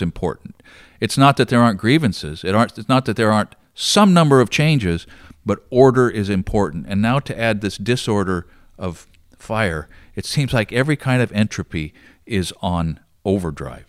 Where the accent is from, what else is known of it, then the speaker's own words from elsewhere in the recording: Roseburg, Oregon, United States; also born or lived in Glide, Oregon; I was born here in Roseburg in nineteen fifty-eight, and, uh, went all twelve years to the Glide School District.